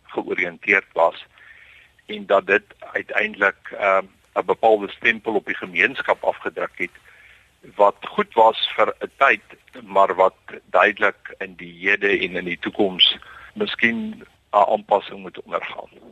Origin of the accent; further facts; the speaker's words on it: South Africa; ons godsdiens en ons sosiale leefwyse as Afrikaner is uh, baie diep aan mekaar gekoppel